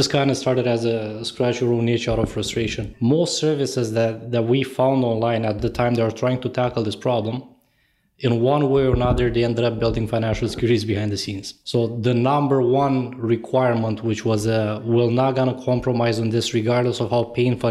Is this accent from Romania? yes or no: yes; Romania; moved away as an adult; now in Toronto, Canada; I was born and raised in Eastern Europe in Romania, completed a bachelor's in computer science there